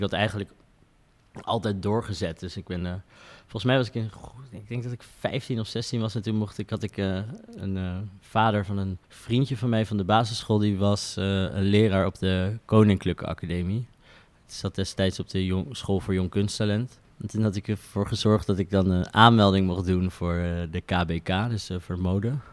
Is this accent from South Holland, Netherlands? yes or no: yes; The Hague, South Holland, Netherlands; ik kom uit Den Haag